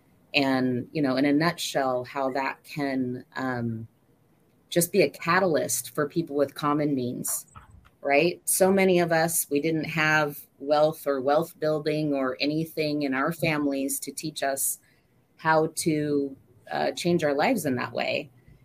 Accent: McMinnville, Oregon, United States; Well, I am from, born and raised in Oregon, a little town of McMinnville, Oregon, originally. My parents like to move a lot.

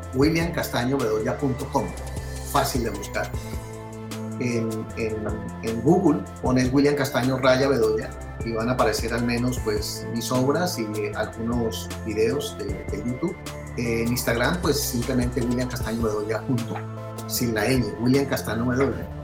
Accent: Colombia; now in United States; uno como colombiano, eh, digamos, desde lejos de la patria

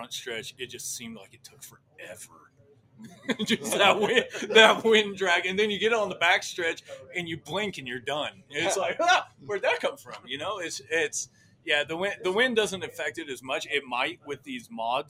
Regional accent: Rooks County, Kansas, United States; It's my hometown

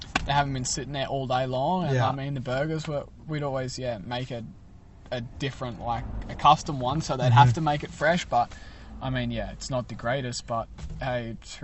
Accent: Australia; now in United States

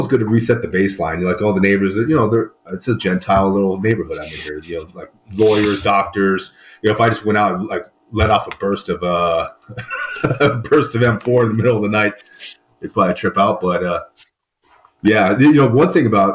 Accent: Hacienda Heights, California, United States; moved away as an adult; now in Detroit, United States; So originally I was born and raised in Los Angeles, California. I grew up in a like a city called Hacienda Heights.

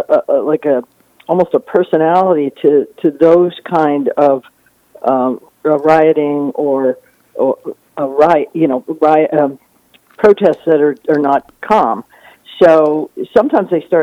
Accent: New Jersey, United States; now in Florida, United States; I grew up in New Jersey

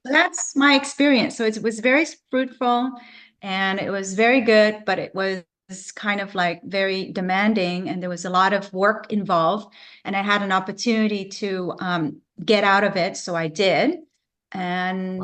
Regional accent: Vancouver, British Columbia, Canada; moved away as an adult; now in Florida, United States; I'm from Canada, I'm from Vancouver, BC.

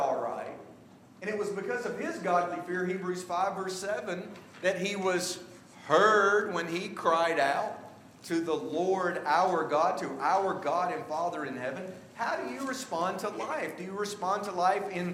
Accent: the South, United States; now in Washington, D.C. area, United States; I'm from the South

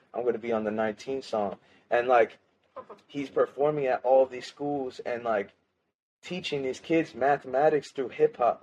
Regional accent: Lancaster, United States; moved away as an adult; also born or lived in Florida; I moved back from Florida back to my hometown in Lancaster.

